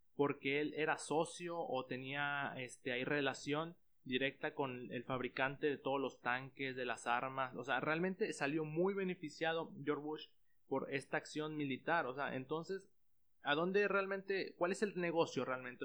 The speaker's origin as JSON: {"language": "Spanish", "country": "Mexico", "said": "nosotros como mexicanos"}